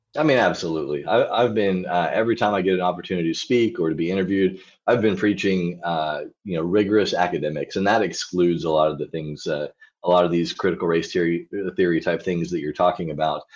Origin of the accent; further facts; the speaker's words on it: Arkansas, United States; moved away as an adult; also born or lived in Israel / Wyoming; now in Fairbanks, United States; I grew up in Arkansas, small town of about twenty-five thousand people